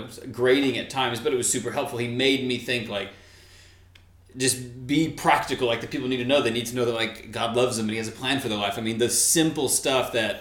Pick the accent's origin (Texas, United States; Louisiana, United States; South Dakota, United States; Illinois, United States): Texas, United States; I grew up in Texas, went to a state university